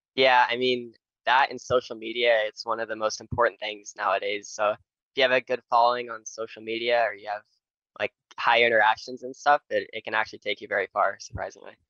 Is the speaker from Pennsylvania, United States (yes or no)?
no; Nashville, Tennessee, United States; I'm from Nashville, Tennessee